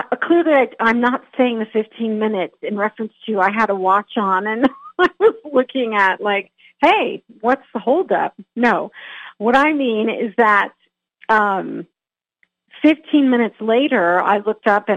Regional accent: California, United States; I grew up in California, and I grew up with a very talented, incredibly talented family

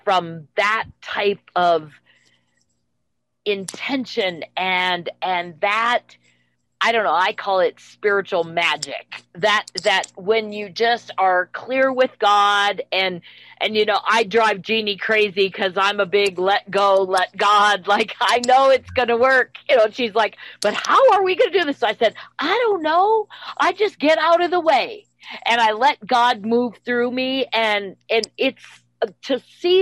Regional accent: Minnesota, United States; I was raised in Minnesota.

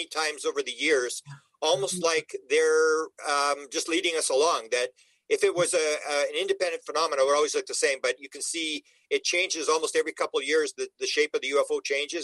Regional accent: Canada; I'm Canadian

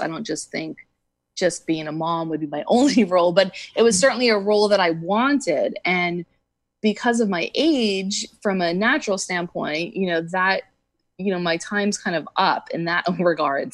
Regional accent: East Coast, United States; moved away as an adult; also born or lived in Southern California; now in California, United States; I grew up on the East Coast and I've been in California though for probably about 19 years

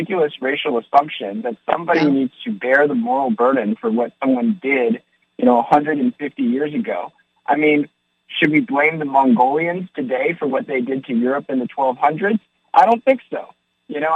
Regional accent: Maryland, United States; I was born in Maryland, actually, but my parents came from China

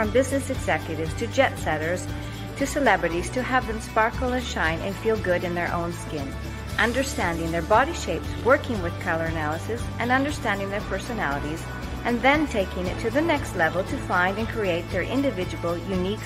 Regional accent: Canada; moved away as an adult; also born or lived in Australia / Dubai / London; now in Milan, Italy; Born and bred in Canada, I have been living and working in the fashion capital of the world for the past 20 years, Milan

